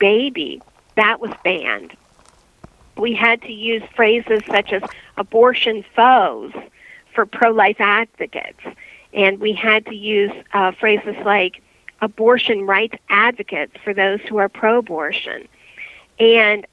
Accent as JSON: {"language": "English", "region": "Ohio", "country": "United States", "moved": "as an adult", "lives_now": "Pennsylvania, United States", "said": "I'm originally from Ohio"}